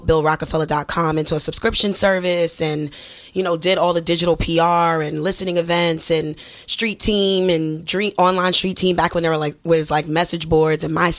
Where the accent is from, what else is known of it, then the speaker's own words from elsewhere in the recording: New York City, New York, United States; I'm from Brooklyn, born and raised, BK all day, 718